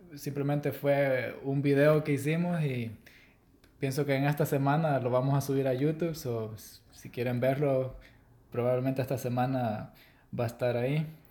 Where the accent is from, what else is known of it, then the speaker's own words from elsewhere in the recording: El Salvador; soy de El Salvador.